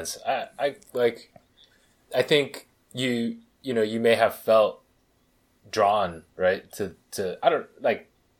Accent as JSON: {"language": "English", "town": "Berkeley", "region": "California", "country": "United States", "tie": "born or raised there", "said": "I grew up in Berkeley. It's not known as a particularly, like, rough place or anything like that."}